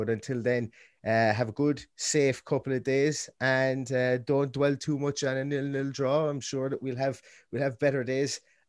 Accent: Ireland; we're two fellas from Ireland, so we don't have to walk into work and get shit from Wolves fans.

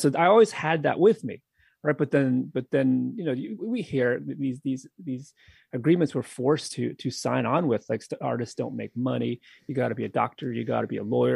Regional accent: New England, United States; now in Philadelphia area, United States; I'm from New England

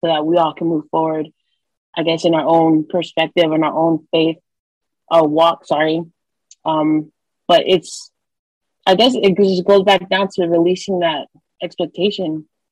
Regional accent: Long Beach, California, United States; I grew up in Long Beach, California, surrounded by gang violence.

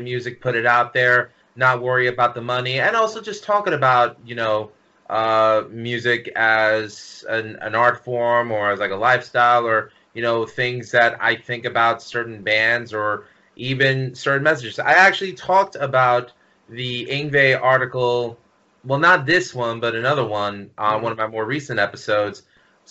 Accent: New York City, New York, United States; I'm originally from Queens, New York.

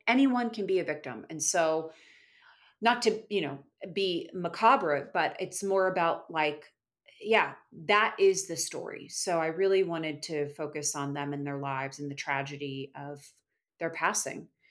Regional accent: Florida, United States; I'm from Florida originally

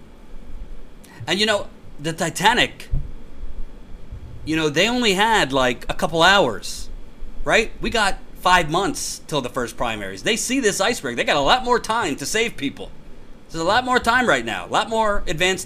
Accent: Long Island, New York, United States; I'm from Long Island

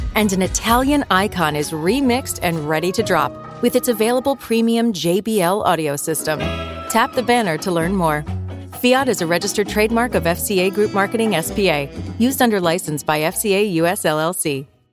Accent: the north of England, United Kingdom; now in South of England, United Kingdom; as a Northerner myself, now living in the South

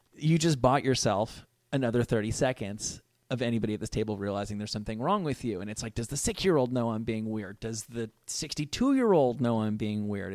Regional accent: Rutherford, New Jersey, United States; I'm from Rutherford, New Jersey

